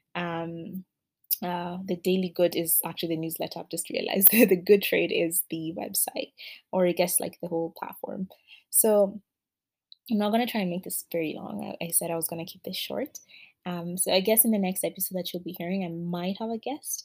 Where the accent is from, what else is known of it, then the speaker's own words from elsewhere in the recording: Kenya; I come from Kenya